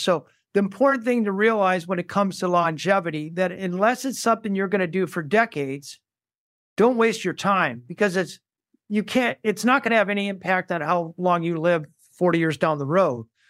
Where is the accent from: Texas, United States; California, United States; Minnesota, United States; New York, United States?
Minnesota, United States; Saint Paul; I grew up in Saint Paul, Minnesota